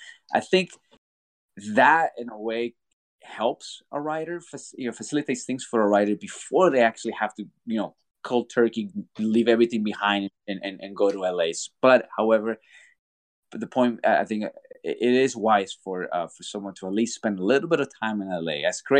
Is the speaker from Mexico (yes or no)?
yes; Mexico; born there; moved away; because, you know, like I said, I was born in Mexico, was a lot of tackle.